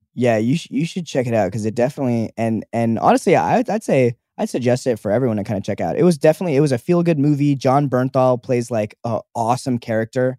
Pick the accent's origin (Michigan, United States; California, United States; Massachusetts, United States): California, United States; Los Angeles; I was born at Cedar Sinai